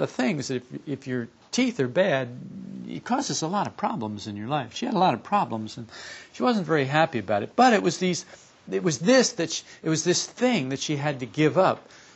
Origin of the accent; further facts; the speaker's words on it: Camden, New Jersey, United States; I was born in Camden, New Jersey, to a couple of Catholic parents. And we lived in a brownstone house